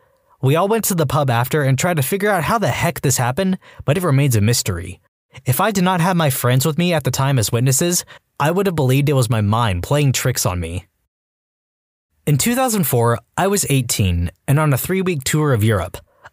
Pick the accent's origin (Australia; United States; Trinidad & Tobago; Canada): Australia; also born or lived in Dubai; I live in Australia, and I have for almost my whole life, but I was born in Dubai.